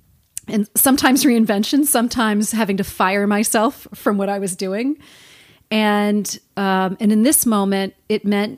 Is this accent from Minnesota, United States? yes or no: no; Fort Lee, New Jersey, United States; I'm from around here. I grew up in northern New Jersey in the Fort Lee, Cliffside Park area.